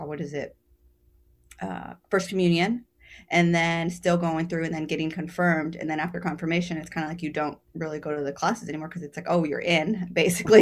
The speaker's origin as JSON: {"language": "English", "region": "Texas", "country": "United States", "tie": "born or raised there", "moved": "yes", "lives_now": "New York City, United States", "said": "growing up in Texas"}